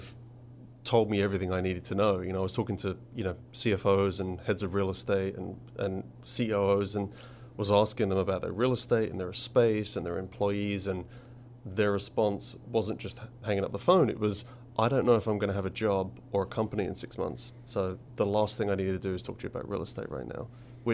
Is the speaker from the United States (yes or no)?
no; Essex, East of England, United Kingdom; moved away; I grew up in Essex